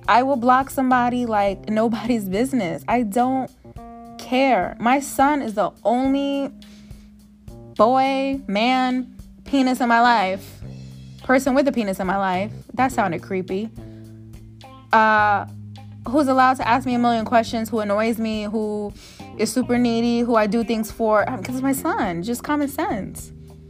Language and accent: English; Beverly Hills, California, United States; You guys, I am from Beverly Hills. Let me stop acting like I can relate to hood stuff.